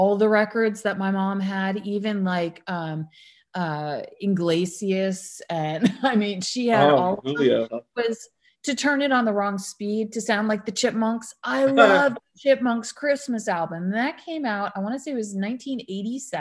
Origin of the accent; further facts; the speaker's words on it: United States; I'm American or raised American